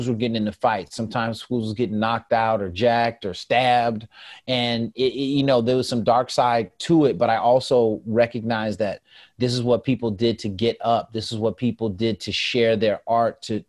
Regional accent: the Bay Area, California, United States; I'm from the Bay

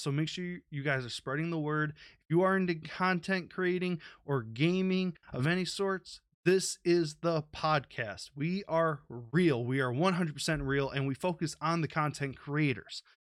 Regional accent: United States; I'm from America

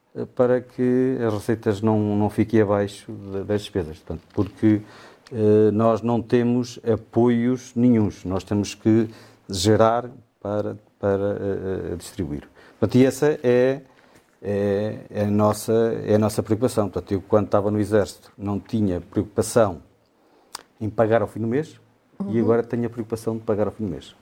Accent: Sabrosa, Norte, Portugal; moved away; eu sou de Anta, da freguesia de, de, de São Martinho de Anda, Conselho de, Conselho de Sabrosa

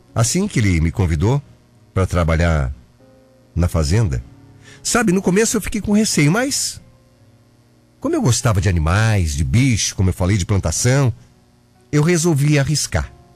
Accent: Curitiba, Paraná, Brazil; moved away; also born or lived in Mato Grosso / Ourinhos, São Paulo; Eu sou curitibano

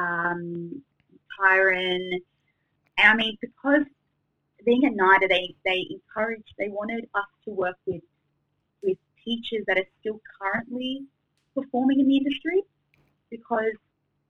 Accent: Sydney, New South Wales, Australia; I was fortunate enough to stay in Sydney with my family, and yeah, I got to study in my hometown.

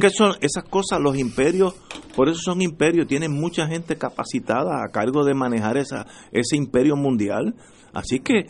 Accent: Puerto Rico

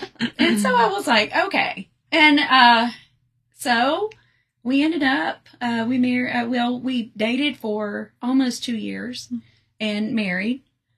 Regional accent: Lewisburg, Tennessee, United States; also born or lived in Nashville, Tennessee; Yeah, I grew up in Lewisburg

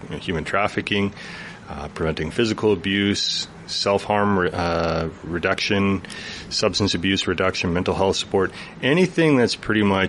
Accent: Chetwynd, British Columbia, Canada; moved away as an adult; I grew up a half hour outside of Chetwynd, this side of Chetwynd

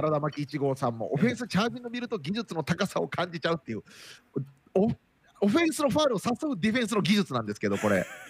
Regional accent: Nara, Japan; moved away; also born or lived in Okinawa; 僕も奈良県出身

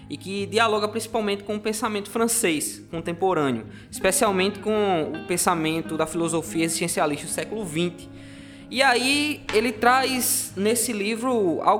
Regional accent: João Pessoa, Paraíba, Brazil; sou aqui de João Pessoa também, é, da igreja de Betel Torre

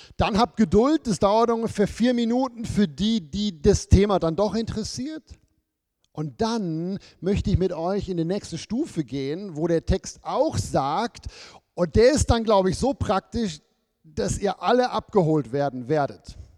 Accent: Germany; moved away as an adult; now in Switzerland; als Deutsche

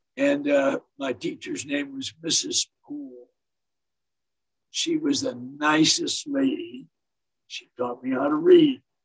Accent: Detroit, Michigan, United States; also born or lived in St. Clair Shores, Michigan; I was born in Detroit, Michigan um, where my parents lived in St. Clair Shores

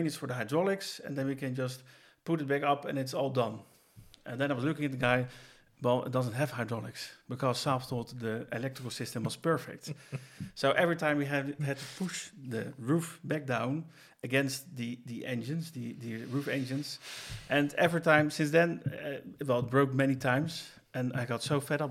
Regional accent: Oegstgeest, South Holland, Netherlands; my hometown, Oostgeest

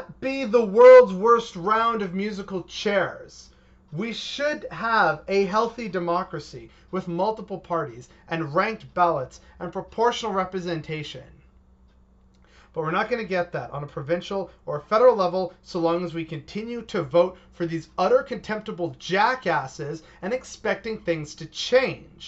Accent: Canada

